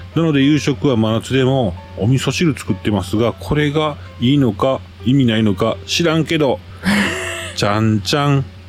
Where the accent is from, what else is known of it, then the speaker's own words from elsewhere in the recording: Kansai, Japan; 私も関西人